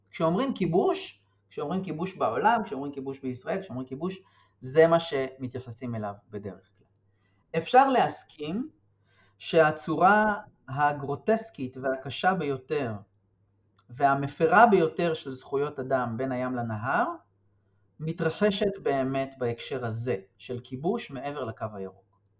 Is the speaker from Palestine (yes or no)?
yes; Kiryat Arba, West Bank, Palestine; גדלתי בקריית ארבע, התנחלות שמוכרת לרבים מהשומעות והשומעים אולי, ליד אה, חברון, צמודה לחברון.